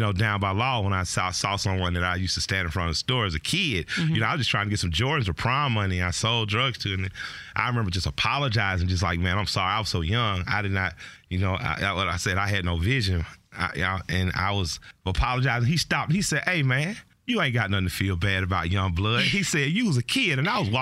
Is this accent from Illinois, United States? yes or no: no; Atlanta, Georgia, United States; I'm from the West Side.